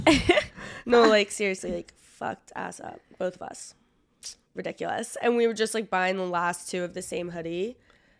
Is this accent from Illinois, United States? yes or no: no; New Jersey, United States; moved away; also born or lived in Nashville; I'm from South Jersey